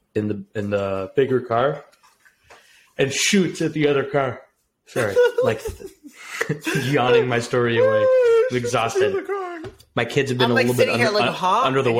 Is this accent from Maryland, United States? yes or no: no; Chicago, Illinois, United States; when we were growing up in Chicago